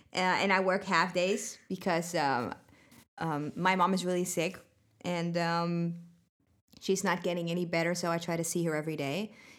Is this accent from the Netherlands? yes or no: yes; Netherlands; moved away; also born or lived in Sweden; from the Netherlands.